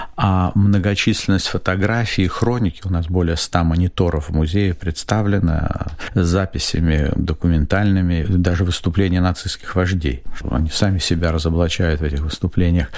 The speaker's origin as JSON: {"language": "Russian", "country": "Latvia", "moved": "as an adult", "lives_now": "Israel", "said": "я вот из Латвии"}